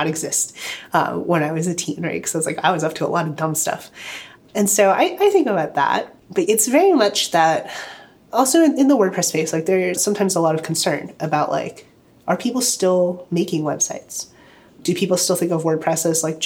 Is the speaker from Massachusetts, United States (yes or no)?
no; Virginia Beach, Virginia, United States; So I grew up in Virginia Beach, so like that's like hometown, right?